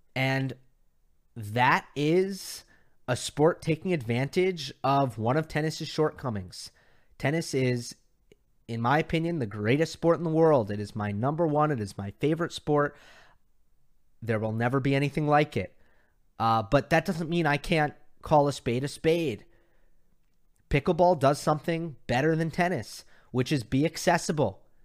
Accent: New York, United States; now in Los Angeles, United States; I'm a New Yorker

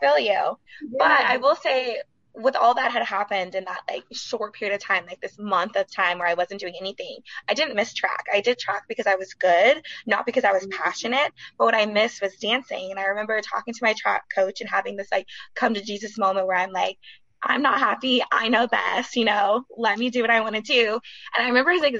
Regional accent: Sacramento, California, United States; I am from Sacramento, California, Sac native, born and raised.

